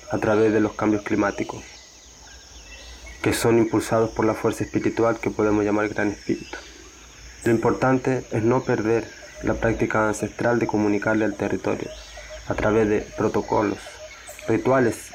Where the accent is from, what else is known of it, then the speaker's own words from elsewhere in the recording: Mapocho River Valley, Santiago Metropolitan Region, Chile; now in Western Amazon; nací en el Valle del Río Mapocho, en Chile. Soy el nieto de la curandera del barrio. Hoy vivo en el Amazonas Occidental